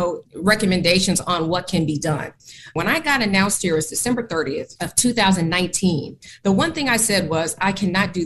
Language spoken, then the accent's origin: English; Oakland, California, United States; moved away as an adult; also born or lived in Portland, Oregon; I left my hometown of Oakland, California, that's where I'm from